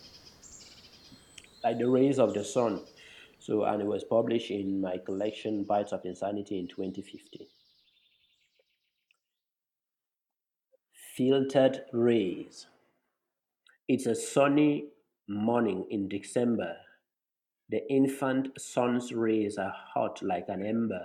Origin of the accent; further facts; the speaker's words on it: Cameroon; I come from Cameroon in Africa, which is tropical for the most part